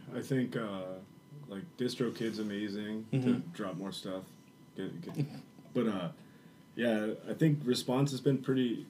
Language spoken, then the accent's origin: English; Burlington, Iowa, United States; we're from Burlington, big hardcore scene.